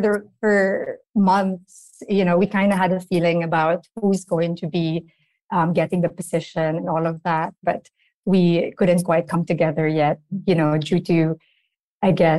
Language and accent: English; Philippines; You feel it as a Filipino